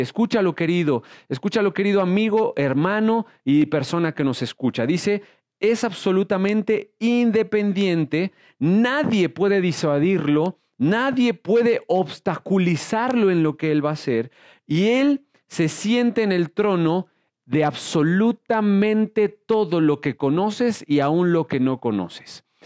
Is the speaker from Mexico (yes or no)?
yes; Mexico; soy mexicano